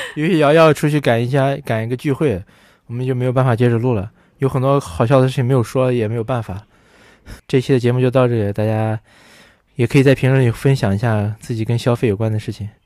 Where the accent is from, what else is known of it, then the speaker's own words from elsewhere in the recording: Wuhan, Hubei, China; 我们武汉人火锅都是在路上吃的